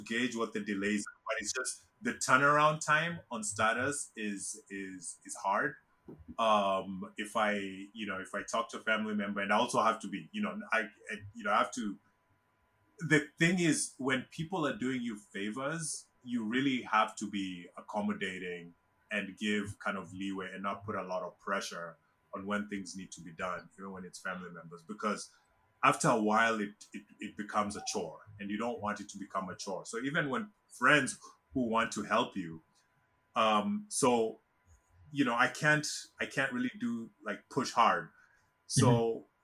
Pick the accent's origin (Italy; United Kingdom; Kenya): Kenya; moved away as an adult; now in United States; I was born and raised in Kenya. Um, I left Kenya in 2000 to to come to the US to go to college